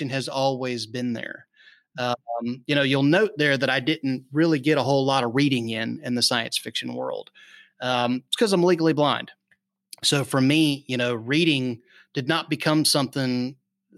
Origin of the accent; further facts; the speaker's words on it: North Florida, United States; we lived out in the sticks in North Florida.